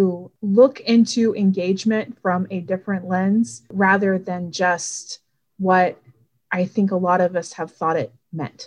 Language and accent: English; Florida, United States; moved away as an adult; also born or lived in Ohio; now in Cincinnati, United States; I've lived in the state of Ohio now for 5 years. I'm originally from Florida